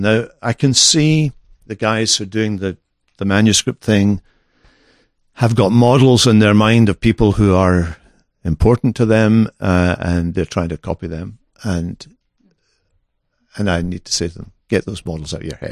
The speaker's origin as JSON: {"language": "English", "region": "Scotland", "country": "United Kingdom", "moved": "yes"}